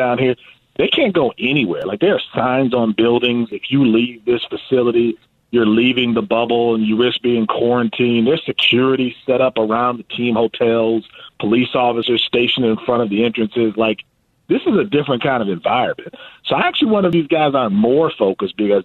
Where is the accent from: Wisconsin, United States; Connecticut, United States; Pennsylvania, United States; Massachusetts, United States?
Wisconsin, United States; Milwaukee; I'm from Milwaukee